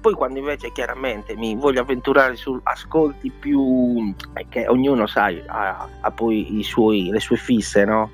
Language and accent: Italian; Sardinia, Italy; moved away; la musica tradizionale della mia terra, eh, nello specifico il canto a chitarra gallurese lugudorese